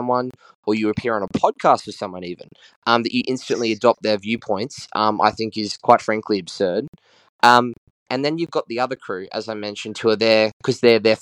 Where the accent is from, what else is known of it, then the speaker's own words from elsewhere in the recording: Queensland, Australia; my home state of Queensland